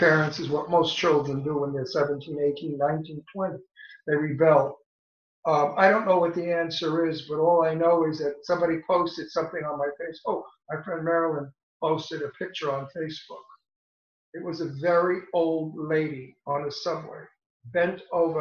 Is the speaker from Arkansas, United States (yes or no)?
no; New York City, New York, United States; also born or lived in Italy; I was born in Brooklyn in the projects with poor people. Half of the projects was black